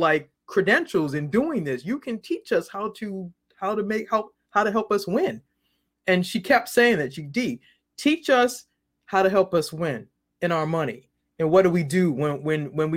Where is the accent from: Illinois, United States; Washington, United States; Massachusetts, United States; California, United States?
Massachusetts, United States; Boston; now in Maryland, United States; I'm originally from Boston. I now live in the Maryland. I actually live in Maryland.